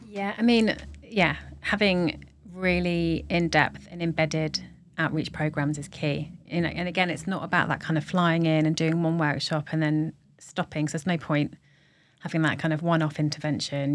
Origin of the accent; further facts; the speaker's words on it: London, United Kingdom; as a Londoner